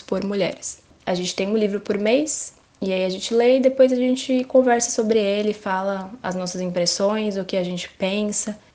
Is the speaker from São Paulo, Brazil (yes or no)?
yes; Guarulhos, São Paulo, Brazil; Sou de Guarulhos, moro aqui desde sempre, desde de criança